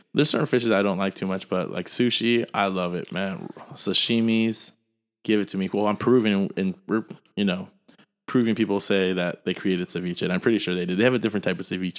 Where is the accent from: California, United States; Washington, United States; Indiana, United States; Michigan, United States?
California, United States; San Jose; we grew up in San Jose.